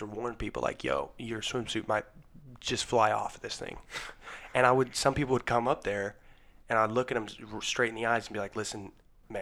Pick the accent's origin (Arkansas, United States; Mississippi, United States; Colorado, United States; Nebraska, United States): Colorado, United States; I'm from Colorado